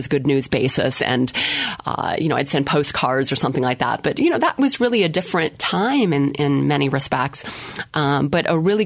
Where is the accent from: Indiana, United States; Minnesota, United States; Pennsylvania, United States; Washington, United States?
Minnesota, United States; Minneapolis; I grew up in Minneapolis, Minnesota, with a single mom and all that stuff.